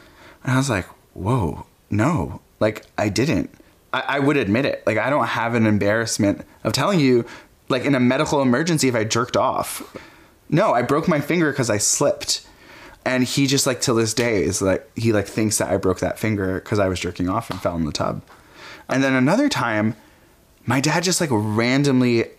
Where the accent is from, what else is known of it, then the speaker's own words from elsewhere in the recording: Fanwood, New Jersey, United States; also born or lived in Egypt (parents); I grew up in New Jersey. My parents immigrated here from Egypt and had me in Jersey City